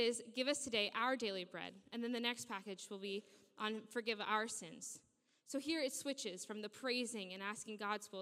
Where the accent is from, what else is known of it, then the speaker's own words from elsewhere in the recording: New Jersey, United States; moved away as an adult; now in Sheffield, United Kingdom; I am from New Jersey in the United States. I grew up in a town about 5 minutes from New York City, and I absolutely loved growing up there